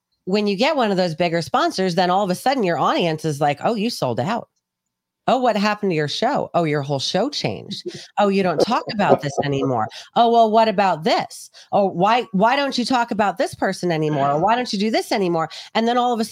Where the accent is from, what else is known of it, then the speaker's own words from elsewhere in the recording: New York City, New York, United States; also born or lived in England; I grew up in New York City